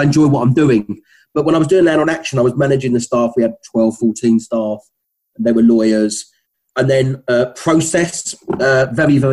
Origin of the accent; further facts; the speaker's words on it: London, United Kingdom; accent: Cockney; still maintaining my Cockney accent